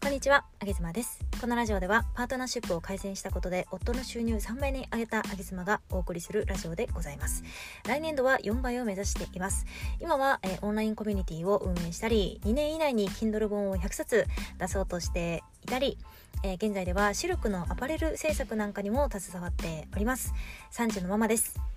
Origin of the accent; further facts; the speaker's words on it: Tokyo, Japan; 東京育ち